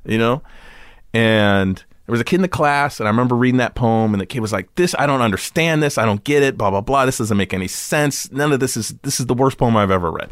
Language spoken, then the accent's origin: English; Los Angeles, California, United States; I grew up in Santa Monica in Venice, and then, uh, we moved to, like, right off of Robertson Boulevard in Beverly Wood